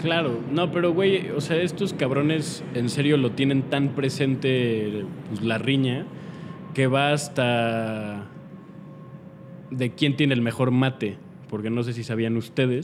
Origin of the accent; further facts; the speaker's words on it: Mexico; no les cae bien que yo sea mexicano